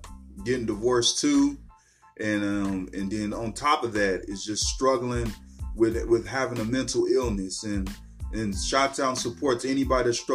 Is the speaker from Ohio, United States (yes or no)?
yes; Cincinnati, Ohio, United States; also born or lived in the South (US); I'm a Cincinnati native. Grew up here in Cincinnati